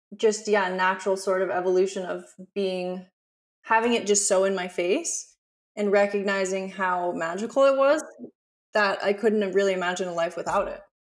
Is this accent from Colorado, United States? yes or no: yes; Aspen, Colorado, United States; moved away as an adult; now in Byron Bay, Australia; to have grown up in Aspen.